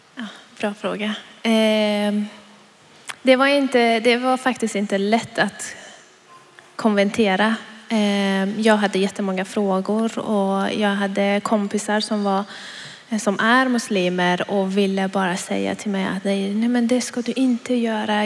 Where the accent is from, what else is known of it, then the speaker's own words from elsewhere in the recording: Iran; now in Sweden; jag kommer från Iran